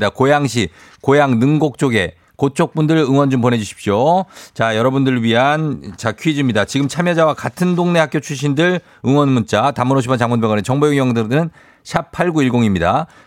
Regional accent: Goyang, Gyeonggi Province, South Korea; 일산 고향 쪽이구려. 아, 네네, 네, 맞아요.

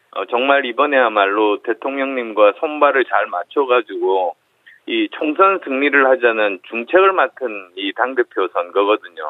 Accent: Busan, South Korea; moved away; also born or lived in Seoul / Gyeonggi; 부산 경남이 제 고향이어서

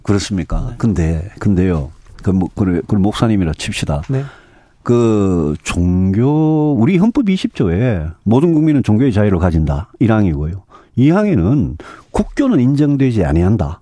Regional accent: Daegu / North Gyeongsang, South Korea; 저 대구 경북 출신이고 네. 저뭐 평생 거기 살았고요

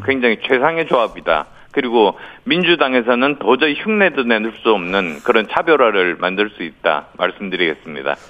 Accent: Busan, South Korea; moved away; also born or lived in Yeongju, North Gyeongsang; 그리고 부산이 고향이어서 영남에 기반을 둔 수도권 삼선 의원입니다.

